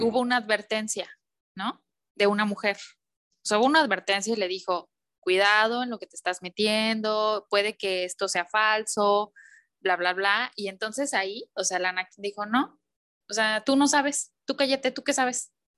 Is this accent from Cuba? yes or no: no; Mexico; somos mexicanos